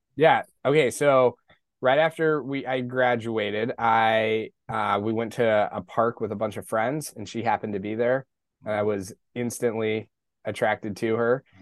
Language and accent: English; Colorado Springs, Colorado, United States; I grew up in Colorado Springs.